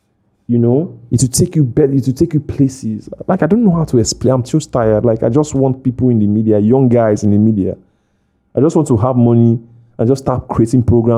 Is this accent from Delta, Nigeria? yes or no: yes; Delta, Nigeria; moved away; I come from Delta State